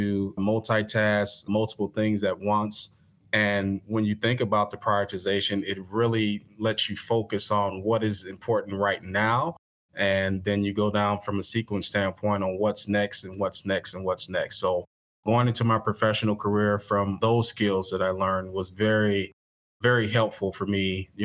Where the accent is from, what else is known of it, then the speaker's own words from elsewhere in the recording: Detroit, Michigan, United States; moved away as an adult; also born or lived in Springfield, Illinois; I grew up in Detroit